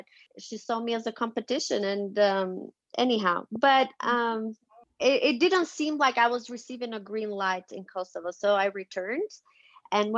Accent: Tirana, Tirana County, Albania; moved away as an adult; also born or lived in Salt Lake City, Utah / Virginia; now in United States; I'm Albanian, born and raised. I was born and raised in Tirana

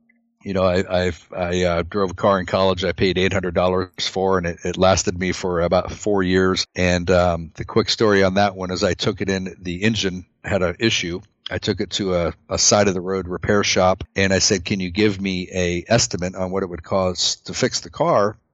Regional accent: United States; We're both American made

